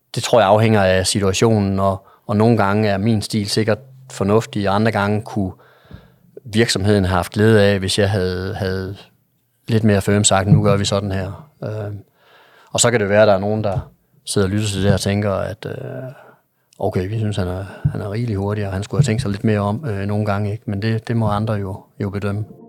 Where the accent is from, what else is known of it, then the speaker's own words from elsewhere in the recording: Jutland, Denmark; jeg er en jyde